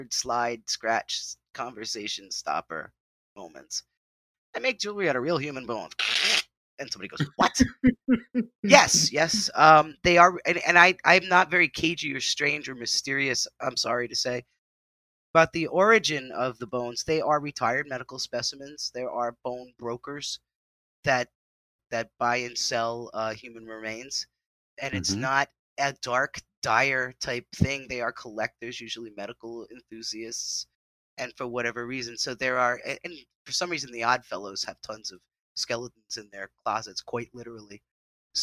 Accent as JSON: {"language": "English", "region": "New England", "country": "United States", "tie": "born or raised there", "moved": "yes", "lives_now": "New Jersey, United States", "said": "I've lived in different places in the United States, even though I grew up in New England"}